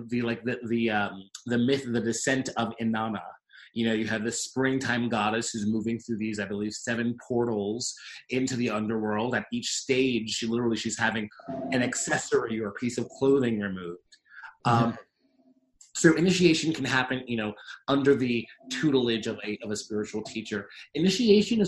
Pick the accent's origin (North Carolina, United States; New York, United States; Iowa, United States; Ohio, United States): New York, United States; New York City; I'm a dude from Queens, 33 years old.